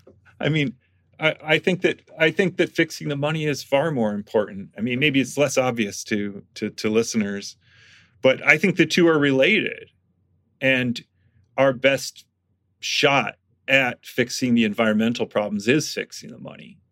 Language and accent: English; Michigan, United States; moved away; I'm from Michigan and th, th, we had these in Michigan because there was a little natural gas boom when I was a kid in Michigan.